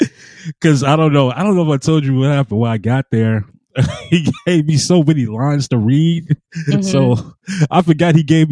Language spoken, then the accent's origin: English; West Coast, United States; I'm from the West Coast.